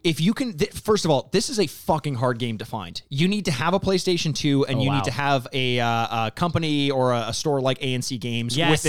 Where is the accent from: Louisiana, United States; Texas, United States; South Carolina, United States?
Texas, United States; I'm from Texas.